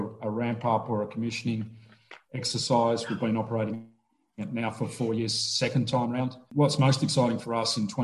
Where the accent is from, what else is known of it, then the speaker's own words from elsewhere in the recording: Melbourne, Victoria, Australia; Born and raised in Melbourne, Australia